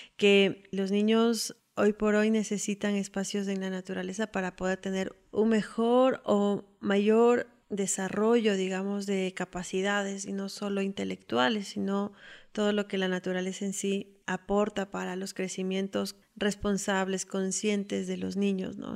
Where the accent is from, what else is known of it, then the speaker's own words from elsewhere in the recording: Quito, Pichincha, Ecuador; Soy de Quito